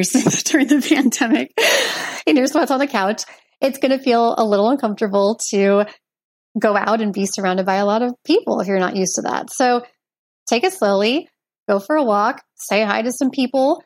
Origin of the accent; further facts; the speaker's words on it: Portland, Oregon, United States; moved away as an adult; also born or lived in Chicago; I grew up in Portland, Oregon